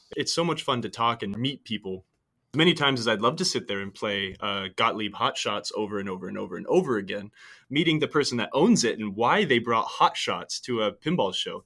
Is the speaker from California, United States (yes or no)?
yes; San Francisco Bay Area, California, United States; I'm from the San Francisco Bay Area